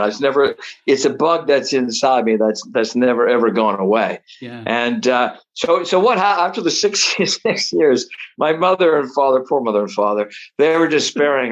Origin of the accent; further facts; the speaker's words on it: Toronto, Ontario, Canada; moved away as an adult; also born or lived in Hamilton, Ontario; now in United Kingdom; I was born in Toronto